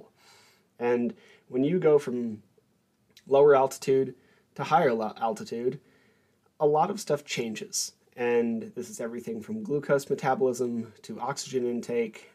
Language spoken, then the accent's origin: English; Albuquerque, New Mexico, United States; moved away; also born or lived in Korea; I was born in Albuquerque, New Mexico